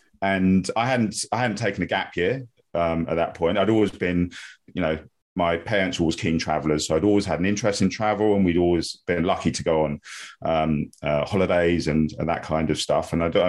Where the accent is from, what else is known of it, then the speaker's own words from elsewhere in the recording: London, United Kingdom; Yeah, so I grew up in South London, and you know, from a really young age, I was always obsessed with sport.